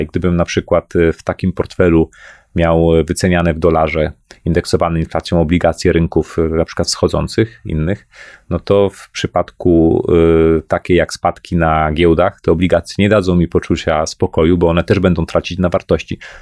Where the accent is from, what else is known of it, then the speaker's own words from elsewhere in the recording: Poland; Pochodzę z Polski, zarabiam w złotówkach